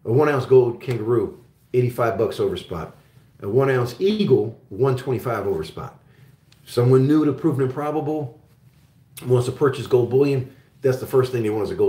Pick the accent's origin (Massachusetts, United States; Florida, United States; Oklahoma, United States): Oklahoma, United States; also born or lived in Augsburg, Bavaria, Germany; I'm originally from Germany, and when I first came to the States, I grew up in Oklahoma.